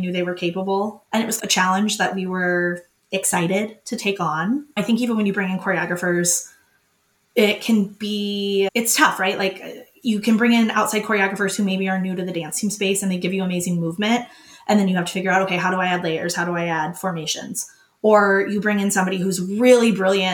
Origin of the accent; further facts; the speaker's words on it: Minnesota, United States; I'm not staying in Minnesota. I was from Minnesota